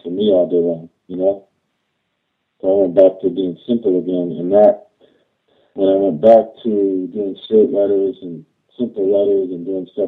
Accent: New York, United States; moved away; when I was a kid growing up in New York

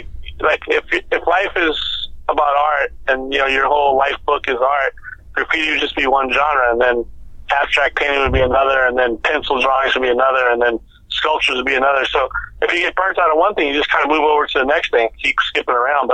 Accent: New Orleans, Louisiana, United States; When I grew up in New Orleans, there were some Hells Angels on my street that kind of raised me when I was a little kid.

